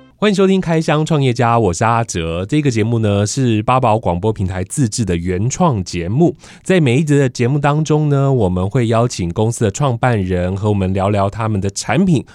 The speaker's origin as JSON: {"language": "Chinese", "country": "Taiwan", "tie": "born or raised there", "said": "我们从小在台湾生活"}